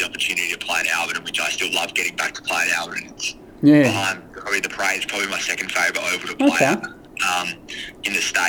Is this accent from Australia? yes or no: yes; Adelaide, South Australia, Australia; zoned to Port Adelaide through where we grew up in Powerful Gardens